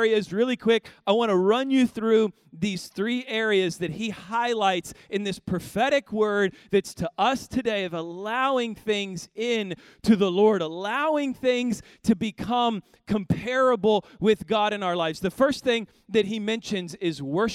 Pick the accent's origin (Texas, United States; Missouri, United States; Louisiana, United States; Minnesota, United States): Missouri, United States; Kansas City; now in Houston, United States; I grew up in Kansas City